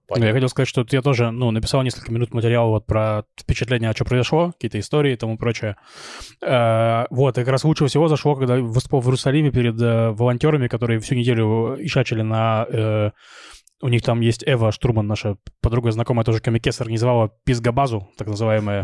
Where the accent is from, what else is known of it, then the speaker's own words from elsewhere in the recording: Novosibirsk, Novosibirsk Oblast, Russia; moved away as an adult; now in Israel; приезжал в родной Новосибирск